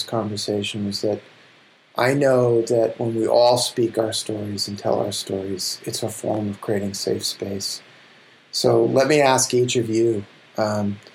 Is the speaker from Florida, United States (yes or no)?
no; New York City, New York, United States; I'm from Brooklyn.